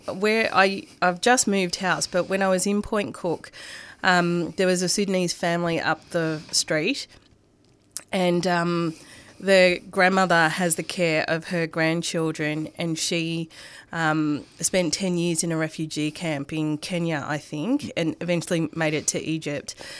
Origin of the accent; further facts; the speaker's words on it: Coburg, Victoria, Australia; first language Arabic or Greek; I grew up in Coburg